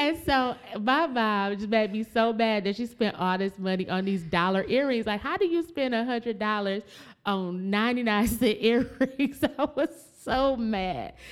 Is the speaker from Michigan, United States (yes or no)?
yes; Flint, Michigan, United States; we're from Flint, Michigan